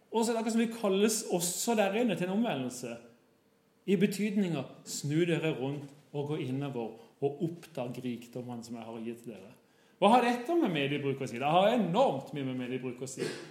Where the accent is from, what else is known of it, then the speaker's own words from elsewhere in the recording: Kristiansand, Agder, Norway; moved away as an adult; now in Bergen, Norway; Jeg kommer fra Kristiansand. Har bodd i Bergen i 20 år, tror jeg